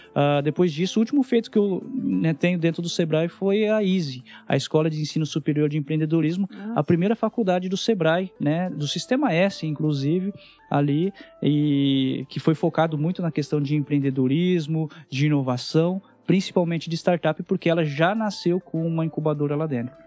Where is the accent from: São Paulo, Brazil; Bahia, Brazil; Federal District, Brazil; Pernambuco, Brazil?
São Paulo, Brazil; Palmeira d'Oeste; moved away; Venho de uma família bem humilde no interior de São Paulo, uma cidade que tem 9 mil habitantes